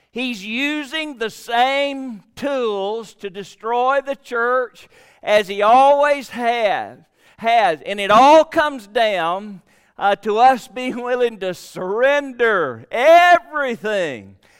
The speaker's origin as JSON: {"language": "English", "town": "Gadsden", "region": "Alabama", "country": "United States", "tie": "born or raised there", "lives_now": "Prattville, United States", "said": "I live in Prattville, which is about two hours from Gadsden, but I was raised in Gadsden, Alabama."}